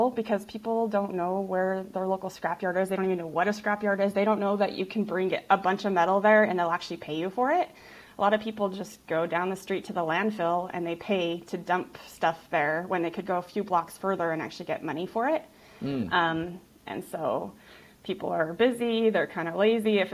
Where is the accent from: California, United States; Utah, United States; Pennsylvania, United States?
Utah, United States; I grew up in Utah that was like 0% recycling when I grew up